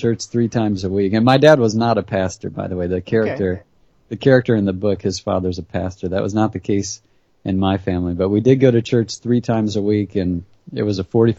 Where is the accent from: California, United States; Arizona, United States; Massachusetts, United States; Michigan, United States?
Michigan, United States; now in Nashville, United States; I grew up in Michigan, but we would visit my grandparents in Texas